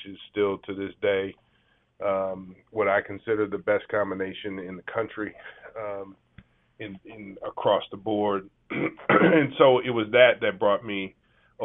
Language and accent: English; New Orleans, Louisiana, United States; I'm from New Orleans, Louisiana, so you know, I am by birth a Pelicans fan now.